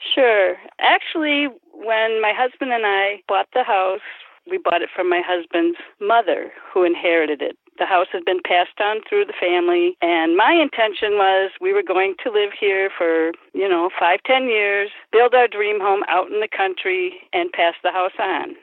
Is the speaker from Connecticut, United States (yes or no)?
no; Milwaukee, Wisconsin, United States; also born or lived in Union Grove, Wisconsin; I was born in Milwaukee, came to Union Grove, and when we got married, I came to the city here with my husband.